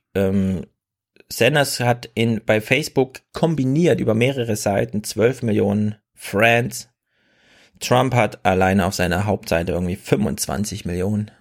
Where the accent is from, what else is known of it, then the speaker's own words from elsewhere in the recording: East Germany, Germany; now in Frankfurt, Germany; In Ostdeutschland, wo ich herkomme, heißt es Fasching